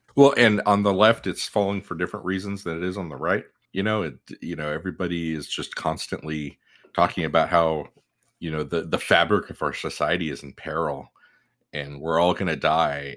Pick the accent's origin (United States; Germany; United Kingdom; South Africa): United States; we're American. We live the U S